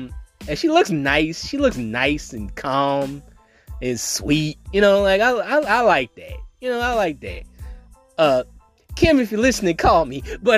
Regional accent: New Orleans, Louisiana, United States; because I'm from New Orleans. But, like, also, people don't think I'm from New Orleans.

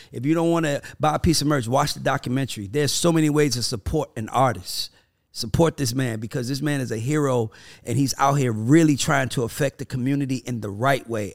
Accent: Atlanta, Georgia, United States; I'm from Atlanta

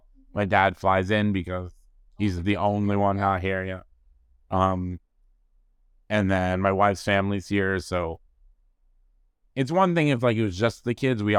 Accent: East Coast, United States; now in Los Angeles, United States; I'm originally from the East Coast, but yeah. I've been here in 20 years.

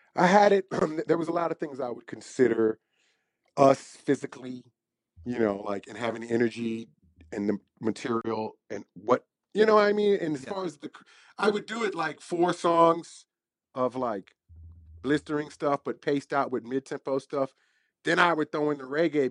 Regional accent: Washington, District of Columbia, United States; I'm from Southeast DC, from the hood.

